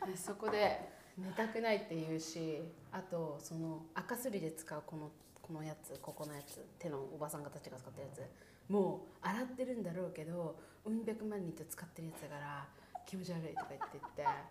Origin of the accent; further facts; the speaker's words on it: Niigata, Japan; 私さ新潟出身でさ雪国だからさスキーめっちゃ得意なのよ